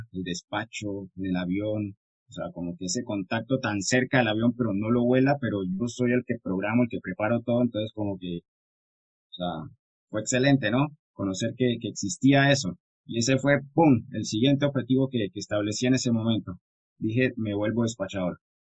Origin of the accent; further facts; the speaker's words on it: San Andrés, San Andrés, Providencia and Santa Catalina, Colombia; soy de Colombia. Vengo de la hermosa isla de San Andrés.